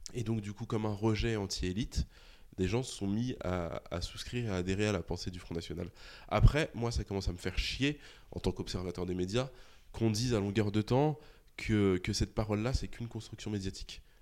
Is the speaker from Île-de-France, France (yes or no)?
yes; Argenteuil, Île-de-France, France; also born or lived in Saint-Gratien; j'ai grandi à Argenteuil et à Saint-Gratien, donc qui était la ville juste à côté